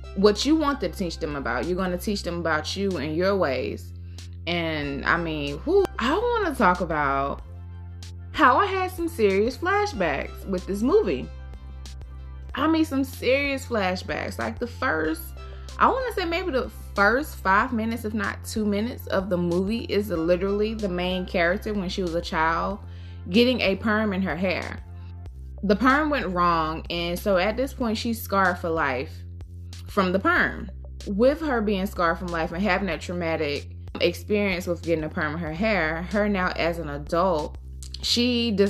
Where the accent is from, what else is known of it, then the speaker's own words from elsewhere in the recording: Georgia, United States; I grew up in the South. I grew up in Georgia.